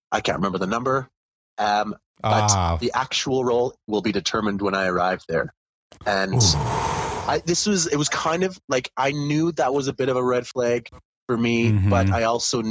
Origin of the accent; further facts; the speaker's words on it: Calgary, Alberta, Canada; moved away as an adult; my hometown in Calgary